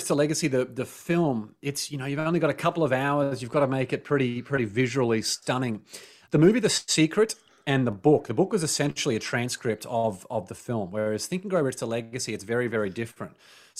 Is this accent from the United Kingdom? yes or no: no; Australia; Like growing up in Australia, there's something called tall poppy syndrome